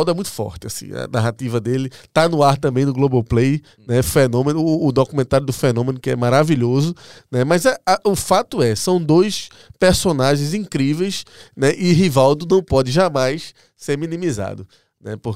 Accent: Brazil

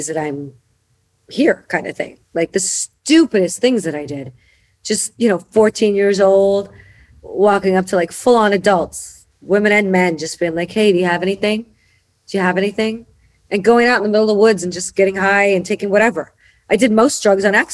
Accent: Chicago, Illinois, United States; I was born and raised in Chicago.

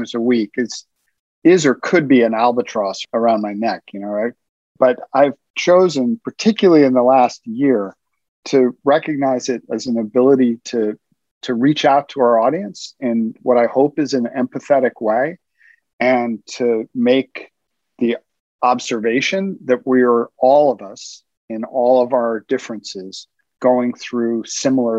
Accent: New York City, New York, United States; I grew up in Brooklyn, New York

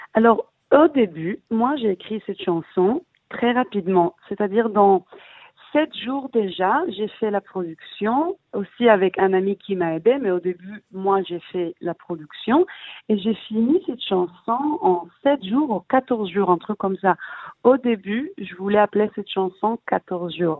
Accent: Israel; also born or lived in Paris, France; je suis israélienne, je suis née ici, j'ai grandi en Israël, mais ma mère elle est française

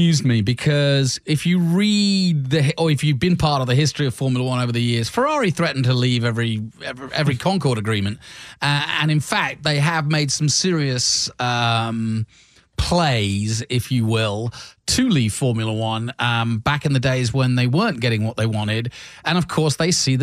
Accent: England, United Kingdom; now in United States; when I was growing up in England

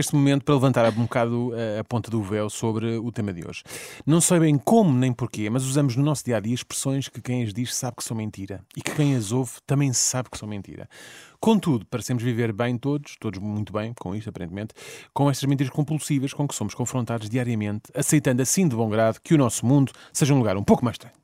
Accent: Portugal; nós também somos, somos portugueses

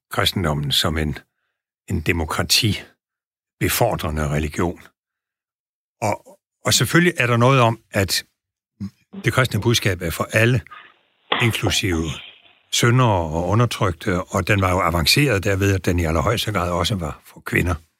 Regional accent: Southern Jutland, Southern Denmark, Denmark; jeg er sønderjyde

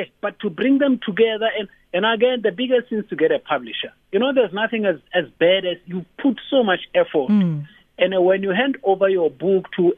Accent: Free State, South Africa; also born or lived in Kroonstad; I was born and bred in the Free State in 1967

